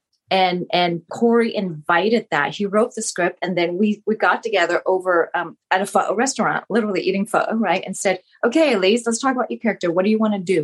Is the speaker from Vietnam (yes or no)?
yes; Vietnam; first language Vietnamese; English is a second language; now in United States; born in Vietnam and to have that be my primary language, my first language anyway